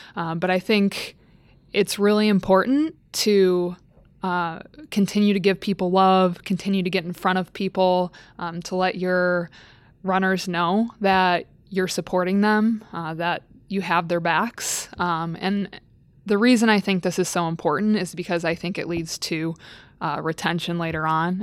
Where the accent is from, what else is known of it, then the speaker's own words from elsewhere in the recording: Midwest, United States; moved away as an adult; also born or lived in Staten Island, New York; I grew up in the Midwest